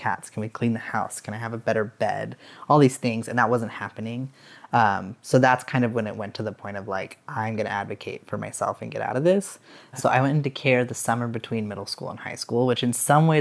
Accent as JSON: {"language": "English", "town": "Casper", "region": "Wyoming", "country": "United States", "tie": "born or raised there", "said": "I grew up in Wyoming, in Casper, Wyoming."}